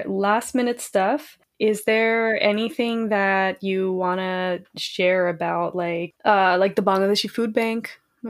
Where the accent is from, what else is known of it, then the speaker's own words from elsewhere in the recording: Kolkata, West Bengal, India; now in New York City, United States; my experience here in New York City. I'm Bengali, I'm from Kolkata